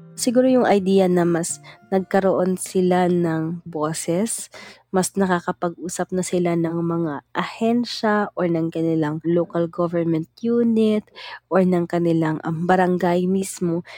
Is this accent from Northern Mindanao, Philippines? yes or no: yes; Cagayan de Oro, Northern Mindanao, Philippines; Mula ako sa Cagayan de Oro